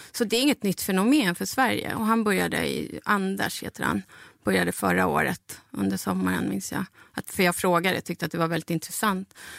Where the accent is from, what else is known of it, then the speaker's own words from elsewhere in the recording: Bolivia; now in Sweden; mitt hemland